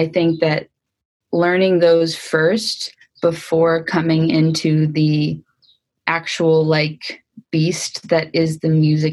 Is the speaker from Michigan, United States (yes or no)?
no; Oakland, California, United States; also born or lived in Berkeley, California; I grew up in Oakland and Berkeley